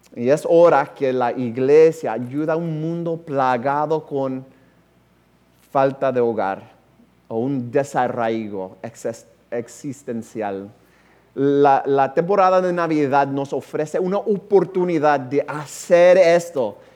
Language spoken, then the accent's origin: Spanish; United States; Spanish is a second language; como norteamericano